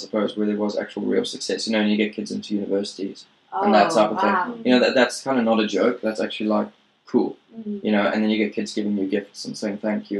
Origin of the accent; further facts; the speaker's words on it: South Africa; moved away as an adult; now in Japan; I'm from South Africa